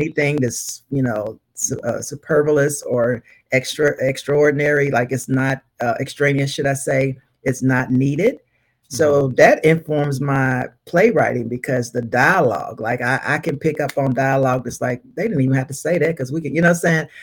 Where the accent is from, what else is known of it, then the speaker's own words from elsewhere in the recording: Louisville, Kentucky, United States; I was born and raised in Louisville, Kentucky